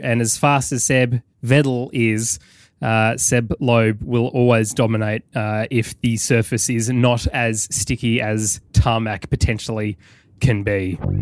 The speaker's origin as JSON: {"language": "English", "country": "United Kingdom", "said": "be as British as possible as I fly that passport of mine"}